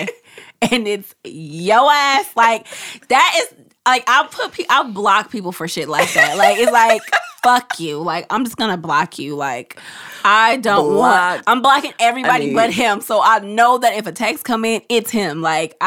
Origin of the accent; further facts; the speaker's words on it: Oakland, California, United States; growing up in East Oakland